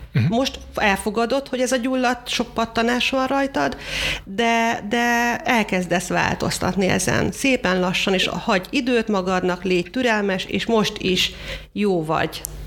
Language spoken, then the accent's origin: Hungarian; Hungary; magyarok vagyunk